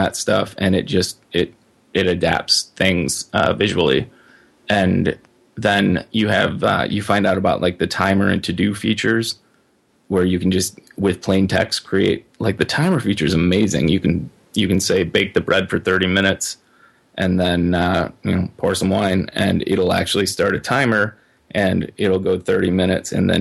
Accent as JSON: {"language": "English", "region": "Midwest", "country": "United States", "also_born_or_lived": "Minnesota", "said": "I'm a Midwesterner, and I kind of plan to always be a Midwesterner"}